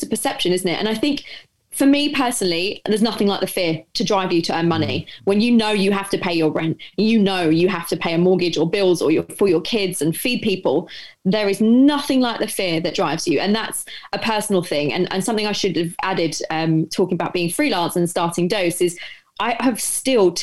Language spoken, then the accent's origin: English; London, United Kingdom; I grew up in Essex in East London. Well, North East London, depending on where you are.